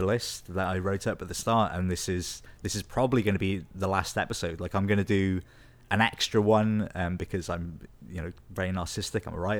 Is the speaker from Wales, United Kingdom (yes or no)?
yes; Wales, United Kingdom; now in Scotland, United Kingdom; Like, I've been here like 12 years now, and I'm from Wales originally, like South Wales, but I do love it here.